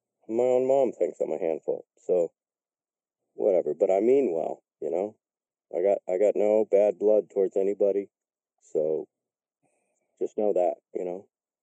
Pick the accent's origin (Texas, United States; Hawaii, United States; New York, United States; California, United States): California, United States; Marin County; I grew up in Marin County, which is like the fifth richest county in the world. And my family was poor